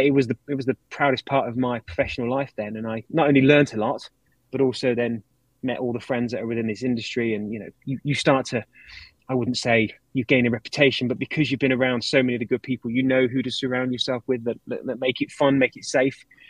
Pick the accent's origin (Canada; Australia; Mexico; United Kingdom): United Kingdom; I'm British.